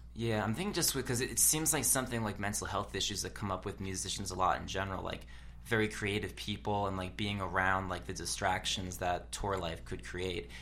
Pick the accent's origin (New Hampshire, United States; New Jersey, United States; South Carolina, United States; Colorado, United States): New Jersey, United States; I'm from New Jersey